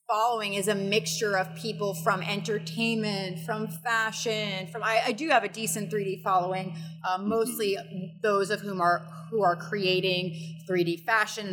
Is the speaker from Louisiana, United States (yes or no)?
no; New York City, New York, United States; moved away; I grew up in New York